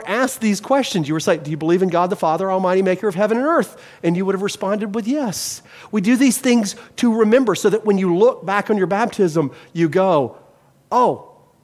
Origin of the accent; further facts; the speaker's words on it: Mobile, Alabama, United States; moved away; I was raised in Mobile, Alabama, partially, and we have Mardi Gras